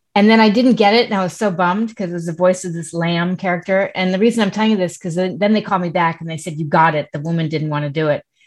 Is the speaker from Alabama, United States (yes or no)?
no; New York City, New York, United States; I grew up in Manhattan